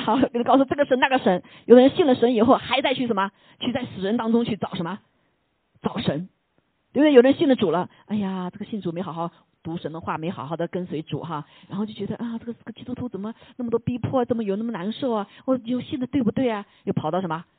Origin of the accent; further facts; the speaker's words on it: China; 我们中国人说的天就是老天爷